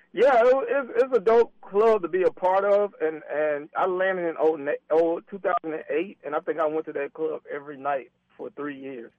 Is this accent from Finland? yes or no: no; Atlanta, Georgia, United States; I'm from Atlanta, so it's like a, a, a version of Atlanta to me